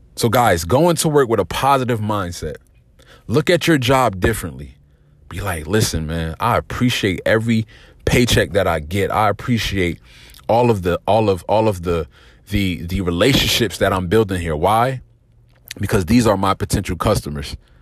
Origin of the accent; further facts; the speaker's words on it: New Jersey, United States; I'm from Jersey